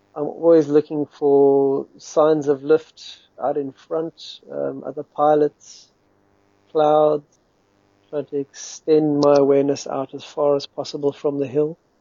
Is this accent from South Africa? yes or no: yes; Western Cape, South Africa; moved away as an adult; now in United Kingdom; I'm from South Africa. I'm currently in the UK. I've been here for seven or eight years now grew up fl- flying in the mountains, the Western Cape Mountains around Cape Town